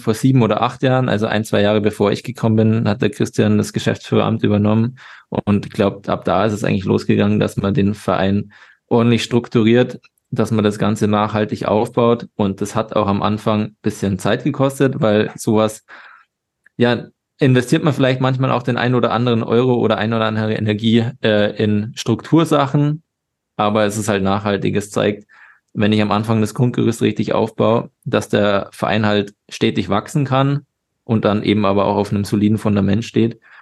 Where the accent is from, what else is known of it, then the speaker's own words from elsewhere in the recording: Regensburg, Bavaria, Germany; moved away as an adult; also born or lived in Salzburg; Ich komme aus Regensburg, habe da meinen ganzen Nachwuchs bis auf das letzte Jahr dann gespielt. Bin da aufgewachsen.